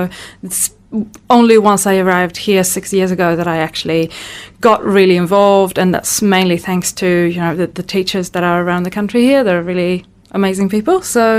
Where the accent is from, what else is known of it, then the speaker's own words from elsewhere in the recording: Sweden; moved away as an adult; also born or lived in France; now in New Zealand; I grew up in Sweden with some really environmentally minded parents and, you know, and that kind of greeny family.